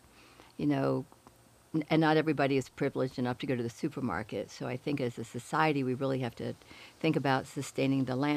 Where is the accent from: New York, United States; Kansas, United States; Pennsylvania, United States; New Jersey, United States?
New Jersey, United States; Woodstown; now in Boulder, United States; I grew up in a tiny little town in southern New Jersey, right outside of the Pine Barrens, and it was called Woodstown.